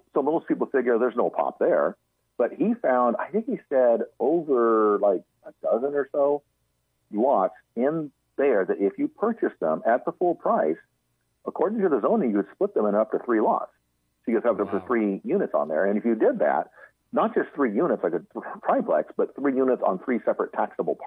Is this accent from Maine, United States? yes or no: no; Central Coast, California, United States; I grew up in the Central Coast area, you know, north of kind of between Los Angeles and San Luis Obispo, that area